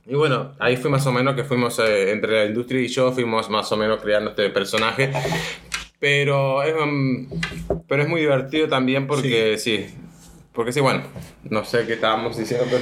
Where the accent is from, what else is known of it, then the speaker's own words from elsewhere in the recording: San Rafael, Mendoza, Argentina; yo nací en San Rafael, Mendoza, en Argentina